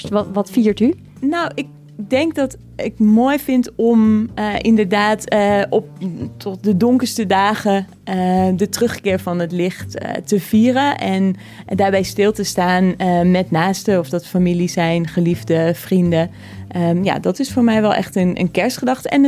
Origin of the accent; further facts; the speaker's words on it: Veenendaal, Utrecht, Netherlands; Nou ja, ik ben eh, opgegroeid in Veenendaal. Daar ga ik ook kerst vieren. En dat is natuurlijk eh, een gebied waar veel mensen gelovig zijn.